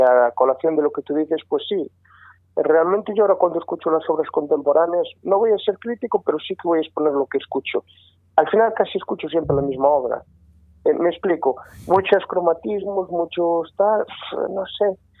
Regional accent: Sarria, Galicia, Spain; de Sarria, de donde soy yo

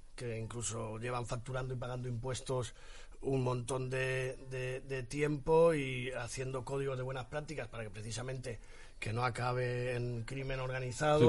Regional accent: Pinoso, Valencian Community, Spain; Mi pueblo es Pinoso.

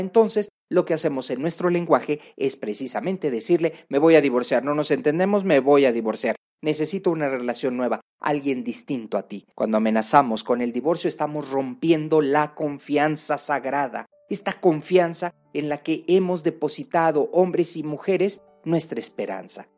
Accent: Mexico; una cultura como la mexicana

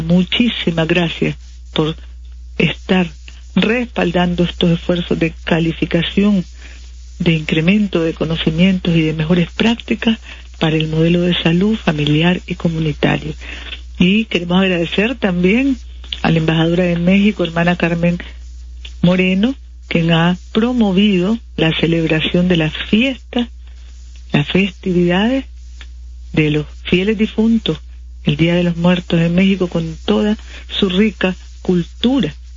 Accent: Nicaragua

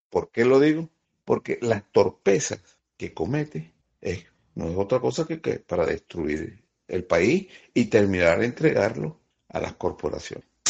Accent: Venezuela; nosotros somos venezolanos

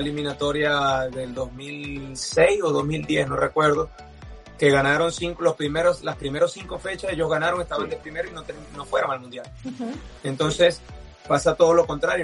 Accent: Venezuela; nosotros como venezolanos y como futbolistas estamos acostumbrados en Venezuela

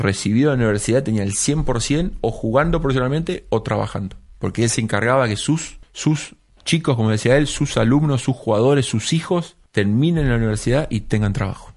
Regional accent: Argentina; moved away as an adult; soy yo, el argentino que habla poco inglés

